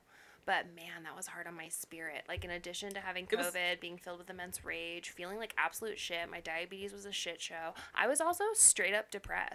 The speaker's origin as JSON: {"language": "English", "region": "California", "country": "United States", "said": "where are you from? And I'm like, California."}